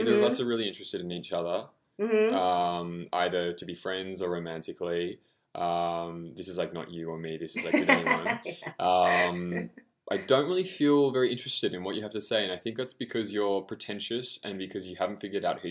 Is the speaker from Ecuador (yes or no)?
no; Australia; I'm Australian